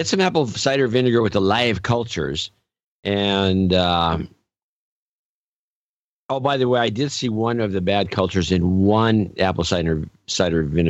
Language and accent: English; California, United States; I'm a Californian and we drive a lot